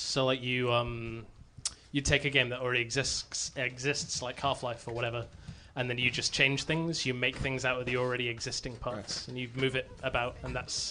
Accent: Triangle, Yorkshire and the Humber, United Kingdom; I am from a... small village called Triangle in West Yorkshire.

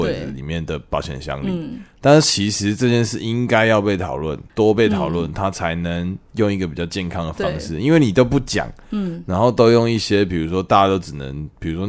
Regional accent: Taichung, Taiwan; 因为我都傻傻跟人家说我台中人，

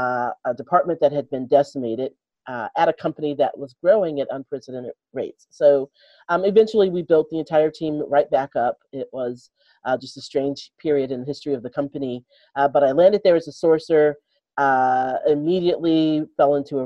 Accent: Detroit, Michigan, United States; moved away as an adult; also born or lived in Chicago; now in Seattle, United States; I grew up in Detroit

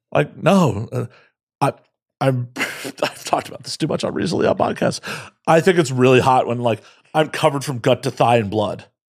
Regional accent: Chicago, Illinois, United States; I'm from Chicago

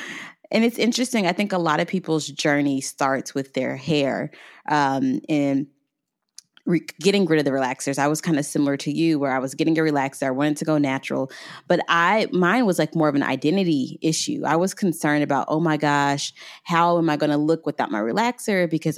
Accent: Tampa, Florida, United States; born there; I was born in Florida. I was actually born in Tampa.

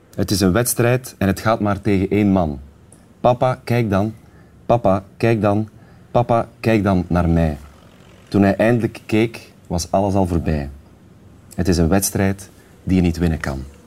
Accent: Sint-Niklaas, Flanders, Belgium; in de Stadsschouwburg in Sint Niklaas, waar ik vandaan kom

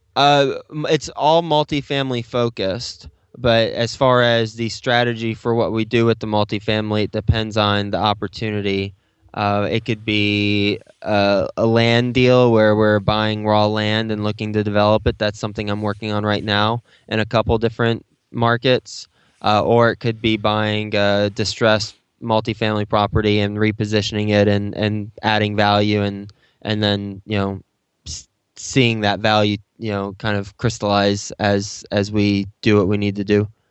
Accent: Texas, United States; moved away as an adult; now in New York City, United States; I'm from Texas, so I, I grew up in Texas, and I went to Texas Tech

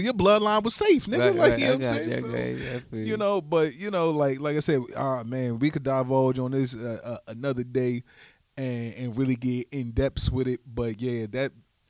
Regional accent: United States; as being Black Americans

